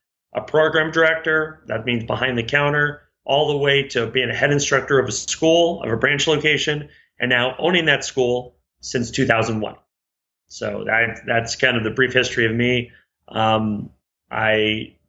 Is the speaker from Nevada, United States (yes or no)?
yes; Reno, Nevada, United States; moved away; also born or lived in Chandler, Arizona; I was raised in Reno, Nevada